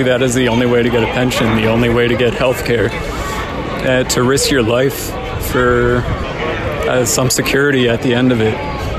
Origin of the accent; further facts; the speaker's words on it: Dover, Delaware, United States; I'm from Delaware, Dover.